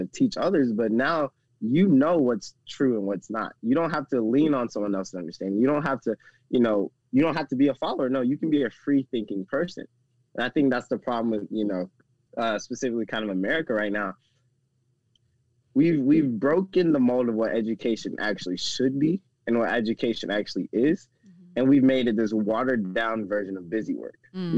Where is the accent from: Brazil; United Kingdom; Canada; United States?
United States; the South; because, again, I'm from the South.